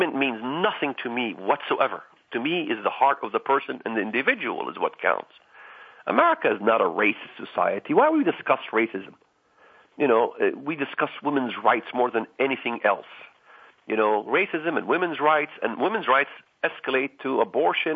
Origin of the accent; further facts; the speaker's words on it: Israel; now in United States; I wasn't born in this country. I was born in Israel, came to this country.